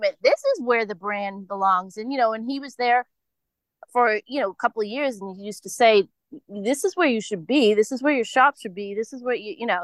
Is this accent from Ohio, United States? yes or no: no; Holliston, Massachusetts, United States; also born or lived in Foxborough, Massachusetts; I'm from a little town outside of Boston, west of Boston